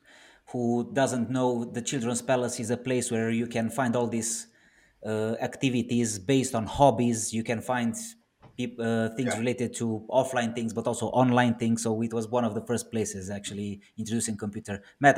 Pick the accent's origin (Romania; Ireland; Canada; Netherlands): Romania; Cluj-Napoca, Cluj County; So we both are from Cluj